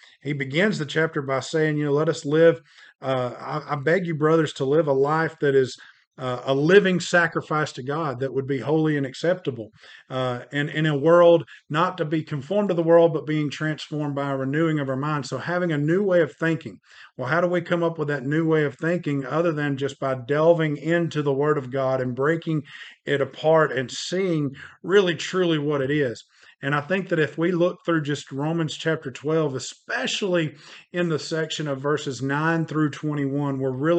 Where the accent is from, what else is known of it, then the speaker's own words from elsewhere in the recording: Rome, Georgia, United States; also born or lived in Cartersville; now in Memphis, United States; we're originally from Northwest Georgia. I say Northwest Georgia because it's just easier to say it that way. I grew up in a few different cities, Rome, Cartersville.